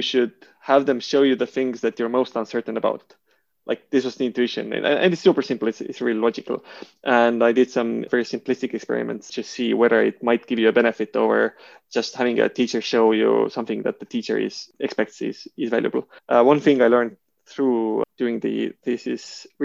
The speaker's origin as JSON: {"language": "English", "country": "Estonia", "also_born_or_lived": "Switzerland", "moved": "as an adult", "said": "me from Estonia"}